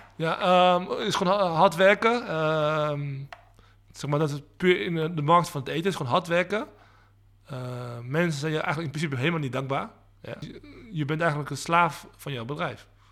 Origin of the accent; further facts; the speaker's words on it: Netherlands; also born or lived in Leiden; ik ben van eh, eh, Aziatische afkomst. Eh, wel geboren in Nederland